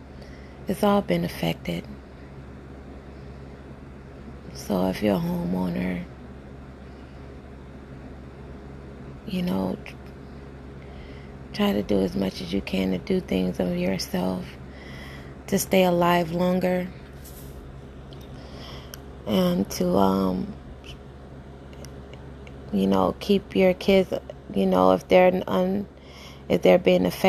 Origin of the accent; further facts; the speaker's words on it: Jacksonville, Florida, United States; moved away as an adult; now in Tampa, United States; I reside in Tampa right now, Tampa, Florida. But I'm born and raised in Jacksonville, Florida